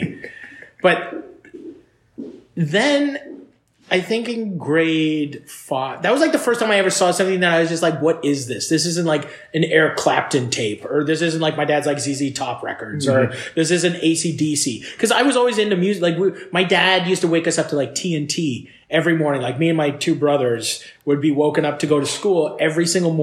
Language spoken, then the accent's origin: English; Fort Erie, Ontario, Canada; I grew up in Fort Erie. I moved to Fort Erie, Ontario